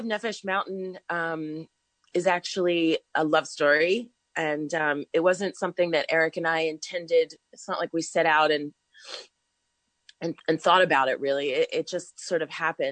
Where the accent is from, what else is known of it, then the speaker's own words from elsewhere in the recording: New York, United States; I was born in New York, and I've always lived in this country